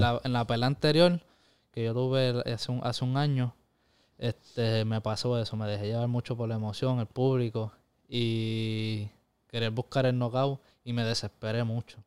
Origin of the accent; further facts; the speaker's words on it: Corozal, Puerto Rico; mi pueblo, Corozal